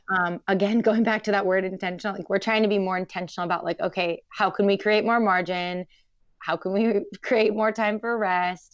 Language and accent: English; Portland, Oregon, United States; I grew up in Portland, very crunchy